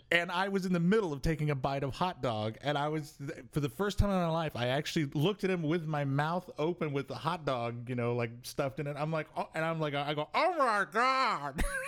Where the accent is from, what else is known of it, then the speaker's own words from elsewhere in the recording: Omaha, Nebraska, United States; where are you from, and it's to the point now where I have to like take a deep breath and I say Omaha, Nebraska